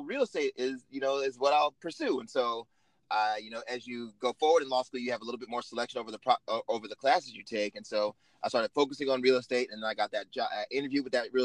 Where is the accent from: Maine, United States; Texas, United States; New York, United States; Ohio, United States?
Ohio, United States; Cincinnati; moved away as an adult; also born or lived in Chicago / Champaign, Illinois; now in Los Angeles, United States; I am from Cincinnati, Ohio, originally